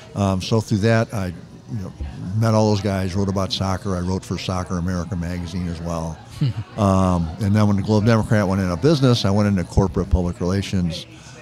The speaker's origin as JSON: {"language": "English", "town": "Kirkwood", "region": "Missouri", "country": "United States", "tie": "born or raised there", "said": "Grew up in Kirkwood."}